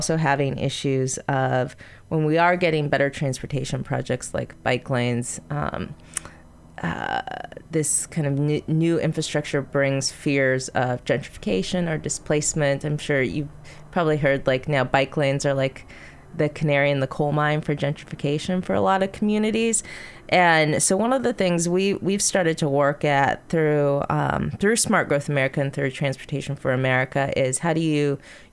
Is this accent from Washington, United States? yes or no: yes; Seattle, Washington, United States; my hometown of Seattle